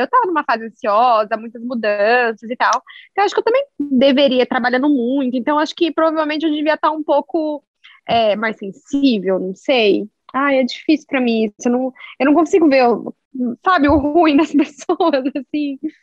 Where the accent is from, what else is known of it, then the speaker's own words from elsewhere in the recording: Londrina, Paraná, Brazil; na minha cidade natal, assim, né? Nós dois somos de Londrina.